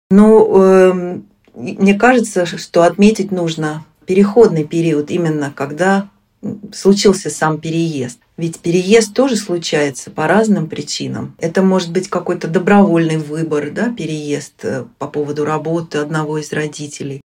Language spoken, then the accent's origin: Russian; Moscow, Russia; moved away as an adult; now in Sweden; на родине, то есть в Москве, в Москве я из Москвы, я не живу уже с 94 -го года